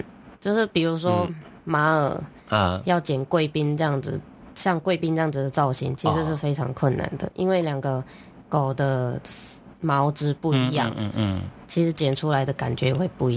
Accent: Malaysia; moved away as an adult; now in Taiwan; 其实我是马来西亚人

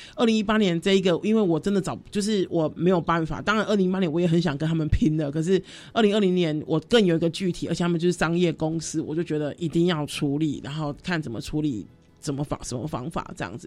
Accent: Kaohsiung, Taiwan; moved away; 因为我是高雄人嘛，我总是要回家过年啊，或者过节什么的

